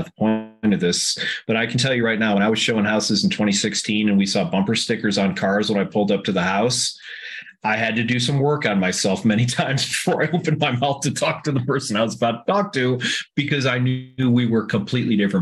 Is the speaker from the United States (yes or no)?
yes; Buffalo, New York, United States; I grew up in Buffalo